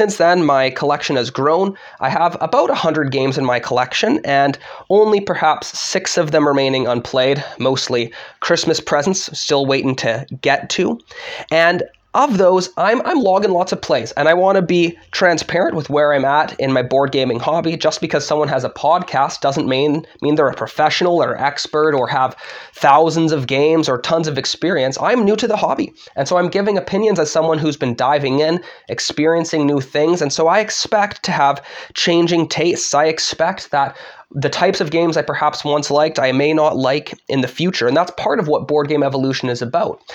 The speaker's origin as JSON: {"language": "English", "town": "Vancouver", "region": "British Columbia", "country": "Canada", "moved": "as an adult", "lives_now": "Michigan, United States", "said": "I'm originally from Vancouver, Canada. I came here for seminary"}